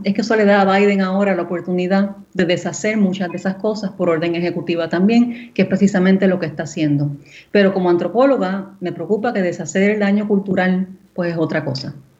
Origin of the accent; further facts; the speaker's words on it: Puerto Rico; moved away; una puertorriqueña criada en la isla, ¿verdad? Viviendo allá por 10 años